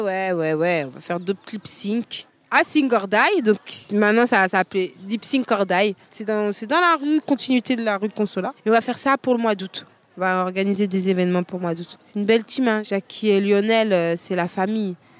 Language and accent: French; Paris, Île-de-France, France; moved away as an adult; now in Marseille, France; je viens de Paris. J'habite à Marseille depuis 9 ans